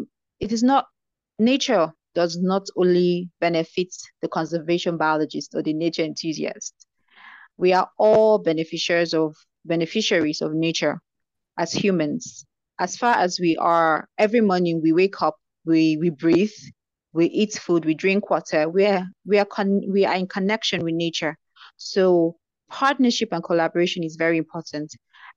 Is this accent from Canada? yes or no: no; Nigeria; being a Nigerian